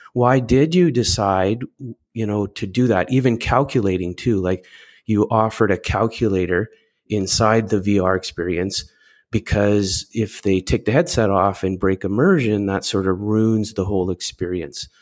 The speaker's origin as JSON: {"language": "English", "country": "Canada", "said": "I'm Canadian"}